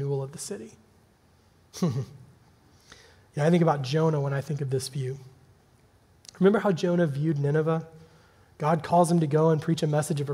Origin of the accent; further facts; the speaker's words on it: Birmingham, Alabama, United States; my hometown of Birmingham, Alabama